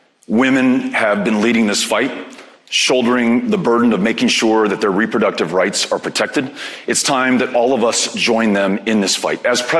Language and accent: English; El Paso, Texas, United States; my hometown of El Paso, Texas